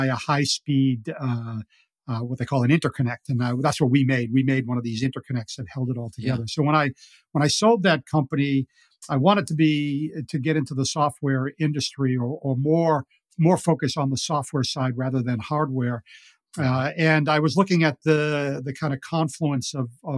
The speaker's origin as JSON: {"language": "English", "town": "Boston", "region": "Massachusetts", "country": "United States", "tie": "born or raised there", "said": "I grew up in Boston and I learned to play golf as a caddy"}